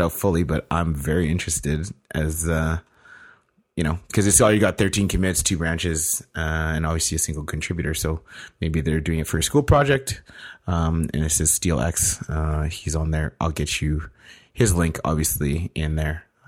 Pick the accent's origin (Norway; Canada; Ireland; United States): Canada; being Canadian